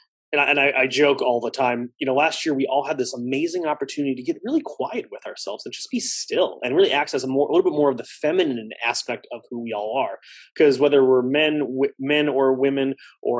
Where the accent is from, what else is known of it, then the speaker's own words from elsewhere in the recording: Palatine, Illinois, United States; I'm in my hometown. I practice about a mile from my high school